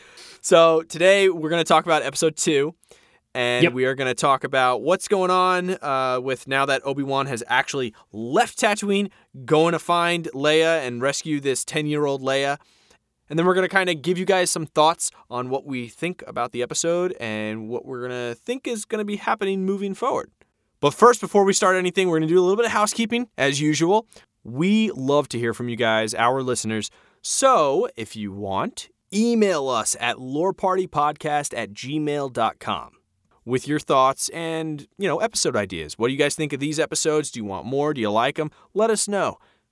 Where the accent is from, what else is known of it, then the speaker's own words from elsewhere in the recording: New York, United States; As a New Yorker, I loved it.